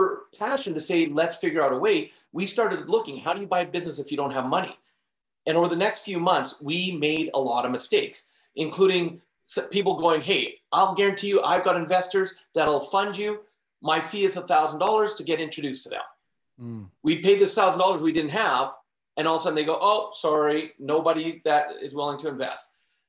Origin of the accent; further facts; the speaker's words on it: Canada; But growing up, I was born in Canada, born and raised, and in my family, because we barely made it by.